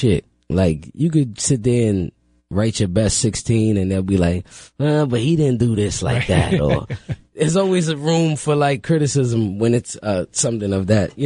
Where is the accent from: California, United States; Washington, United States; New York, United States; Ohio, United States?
New York, United States; New York City; I'm from the Bronx